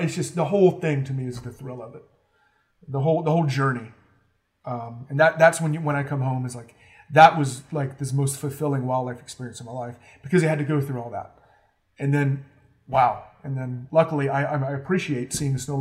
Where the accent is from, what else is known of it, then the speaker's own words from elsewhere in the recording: North Carolina, United States; also born or lived in Alaska / Homer, Alaska; now in Arkansas, United States; I grew up in North Carolina